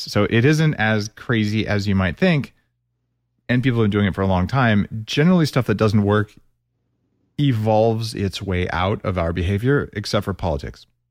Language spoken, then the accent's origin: English; New Mexico, United States; I grew up in New Mexico with green chili